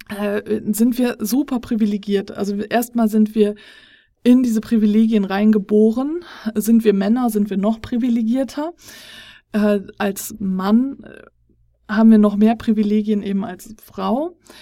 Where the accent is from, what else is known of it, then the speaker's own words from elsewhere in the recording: Germany; Wir sind hier als äh, Deutsche